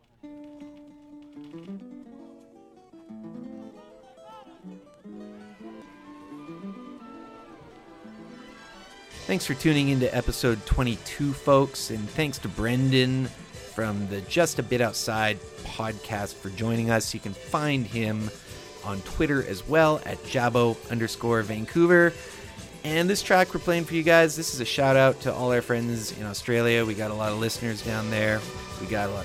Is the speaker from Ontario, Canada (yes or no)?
no; Victoria, British Columbia, Canada; growing up in Victoria